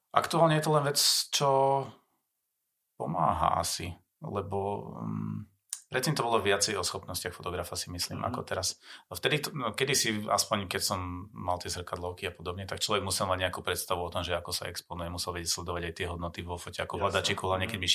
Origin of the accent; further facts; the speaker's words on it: Slovakia; som Slovák